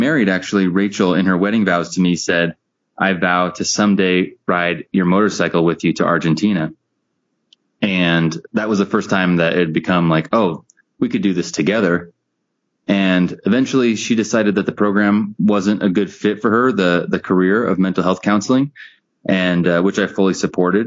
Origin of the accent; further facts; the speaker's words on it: Seattle, Washington, United States; we're from Seattle